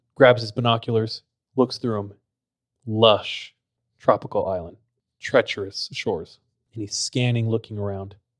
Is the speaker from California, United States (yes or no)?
yes; Visalia, California, United States; my hometown is very interesting. It's, like, really compact.